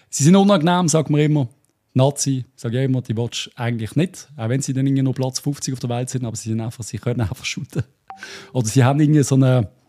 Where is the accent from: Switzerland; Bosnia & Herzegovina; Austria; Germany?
Switzerland; Dass man sich scheint nicht können freuen als Schweizer, wenn sich IB qualifiziert.